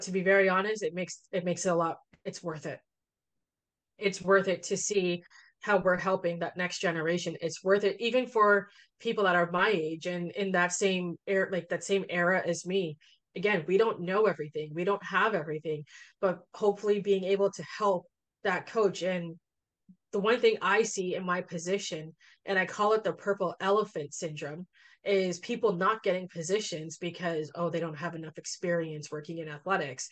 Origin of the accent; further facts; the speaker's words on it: Toronto, Ontario, Canada; I'm from Scarborough. Dressing up to me was putting on a tracksuit that matched. So it wasn't like I didn't have those dress clothes because it's not something that I wore growing up.